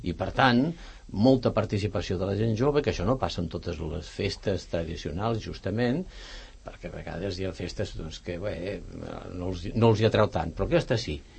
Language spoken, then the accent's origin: Catalan; Ponts, Catalonia, Spain; now in Sant Cugat, Spain; el meu poble a Pons